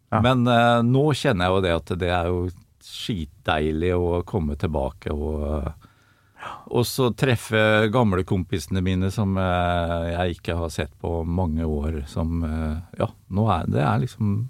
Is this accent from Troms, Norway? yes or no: no; Sponvika, Østfold, Norway; jeg kommer fra Sponvika, som er eh, et lite fiskevær på utsida av Sinsensusbrua. Ja. Rett i munningen av, der du kommer inn i Iddefjorden.